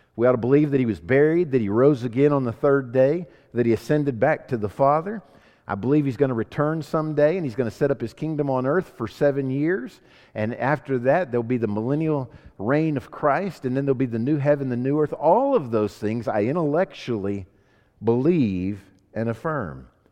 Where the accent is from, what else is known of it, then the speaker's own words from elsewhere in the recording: United States; I'm an American